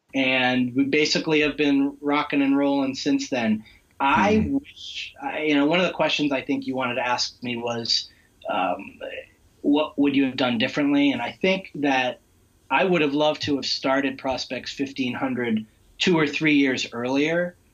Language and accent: English; Western Massachusetts, United States; I'm I'm in Western Massachusetts